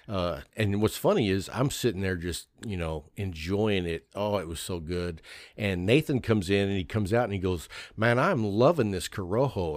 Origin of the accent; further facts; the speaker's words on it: Lubbock, Texas, United States; I grew up in Lubbock, Texas